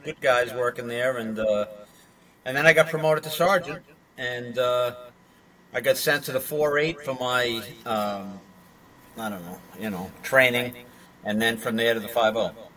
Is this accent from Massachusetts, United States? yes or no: yes; Massachusetts, United States; moved away as an adult; also born or lived in Flushing, Queens, New York